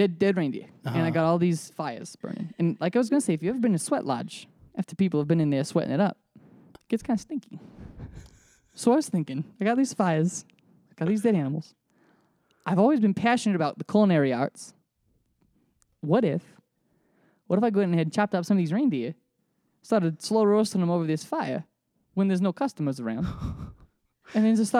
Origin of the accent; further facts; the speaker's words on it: Minnesota, United States; remember that I'm from Minnesota. My father's from New York and he's got a really strong New York accent. And sometimes it cuts through after I've been drinking.